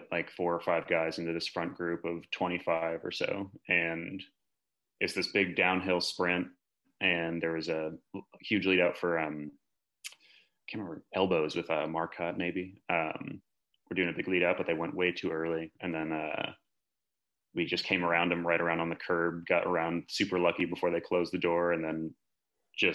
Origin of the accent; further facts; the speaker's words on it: Philadelphia, Pennsylvania, United States; moved away as an adult; now in California, United States; I live in California. I'm originally from Philadelphia. Went to college just outside of Philadelphia